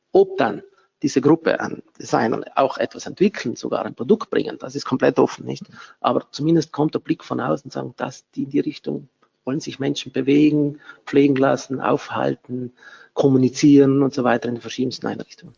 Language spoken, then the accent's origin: German; Bolzano, Trentino-Alto Adige, Italy; moved away as an adult; Ich bin auch hier in Bozen geboren, aufgewachsen